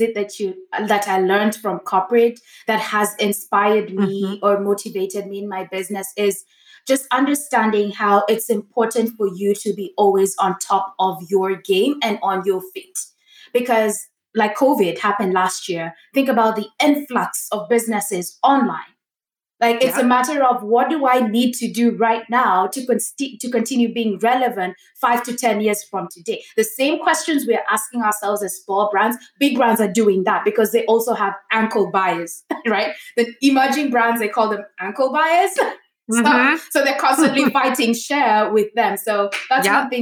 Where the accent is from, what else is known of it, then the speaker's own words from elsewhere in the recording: Kenya; moved away; I grew up in Kenya where entrepreneurship was not the norm.